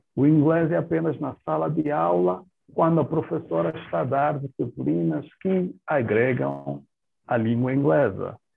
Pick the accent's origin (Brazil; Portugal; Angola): Angola; now in Namibia; como angolano de origem